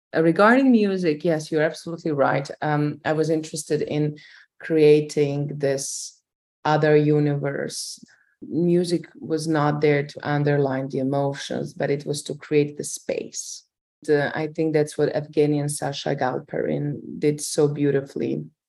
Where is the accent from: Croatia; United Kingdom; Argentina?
Croatia; I grew up on an island uh, with my grandmother and my great grandmother and my mother